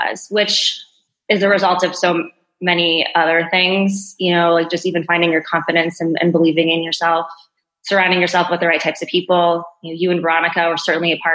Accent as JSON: {"language": "English", "town": "Naperville", "region": "Illinois", "country": "United States", "tie": "born or raised there", "lives_now": "Chicago, United States", "said": "I grew up in Naperville, you know, been here for nearly 35 years now"}